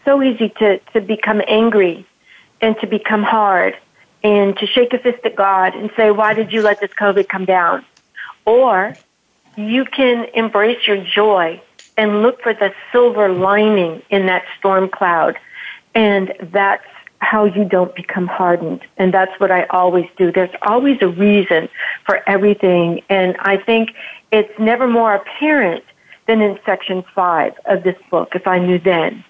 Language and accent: English; Frankfurt, Hesse, Germany; I was born and raised in Frankfurt, Germany, and I had to declare my American citizenship. My parents were military.